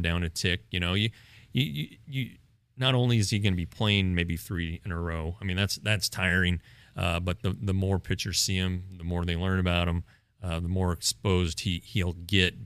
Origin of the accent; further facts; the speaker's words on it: Colorado, United States; I grew up in Colorado, so I kinda remember the first Rockies season was my s, senior year of high school.